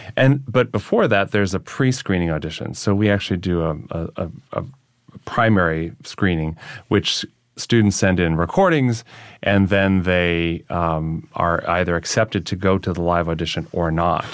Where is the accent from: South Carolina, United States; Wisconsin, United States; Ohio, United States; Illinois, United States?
Wisconsin, United States; near Lake Michigan; moved away as an adult; now in New York, United States; They were trying to build a nuclear power plant near my home, my hometown.